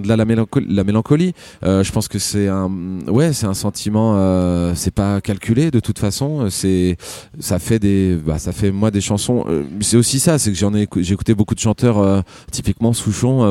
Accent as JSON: {"language": "French", "town": "Rouen", "region": "Normandy", "country": "France", "said": "normand et je pense que c'est euh, euh, voilà, je viens de de Rouen"}